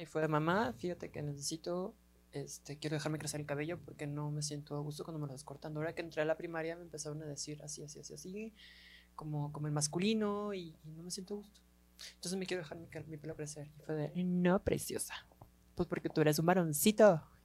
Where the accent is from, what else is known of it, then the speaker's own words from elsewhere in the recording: Guadalajara, Jalisco, Mexico; somos tapatías